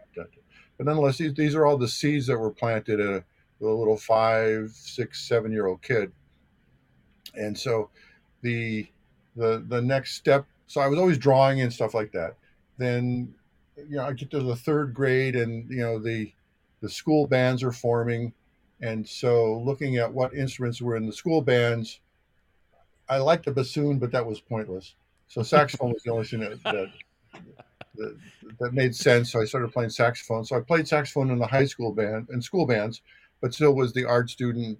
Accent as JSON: {"language": "English", "town": "North Olmsted", "region": "Ohio", "country": "United States", "tie": "born or raised there", "also_born_or_lived": "New Jersey", "said": "I was born in New Jersey, but sort of my my formulation ninth grade started in North Olmsted High School in in the Cleveland, Ohio area"}